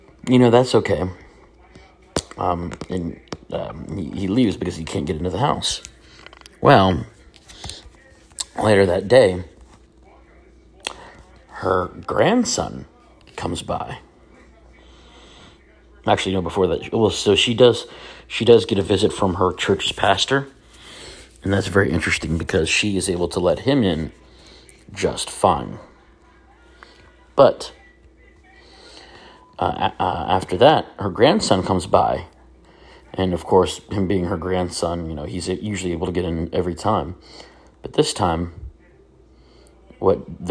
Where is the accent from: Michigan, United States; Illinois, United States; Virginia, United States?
Virginia, United States; a church I grew up in Virginia